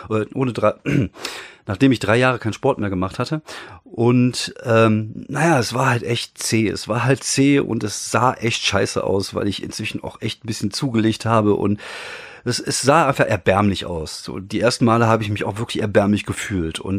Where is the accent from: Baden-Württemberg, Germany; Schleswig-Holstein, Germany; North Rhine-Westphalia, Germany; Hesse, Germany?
North Rhine-Westphalia, Germany; Dann gibt es äh, in, in, in NRW, da wo ich herkomme, und ich kenne mich natürlich auch nur hier aus